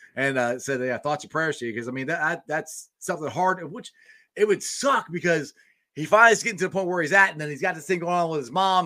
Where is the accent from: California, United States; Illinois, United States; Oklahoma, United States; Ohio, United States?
Ohio, United States; Cincinnati; also born or lived in Goldsboro, North Carolina; I was raised in Cincinnati